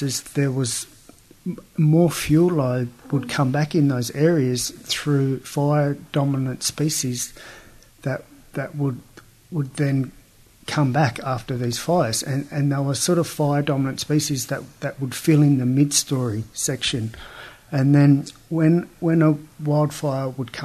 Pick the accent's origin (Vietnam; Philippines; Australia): Australia; Bega, New South Wales; I grew up here in Bega, Jurinjanj, Yuin